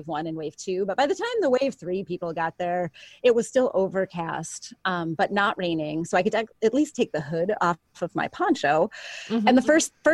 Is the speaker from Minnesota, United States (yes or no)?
yes; Minnesota, United States; I'm from Minnesota.